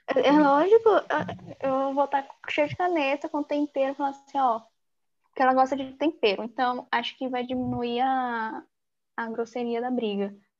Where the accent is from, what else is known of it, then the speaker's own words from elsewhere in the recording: São Paulo, Brazil; eu também sou da Zona Sul daqui da capital de São Paulo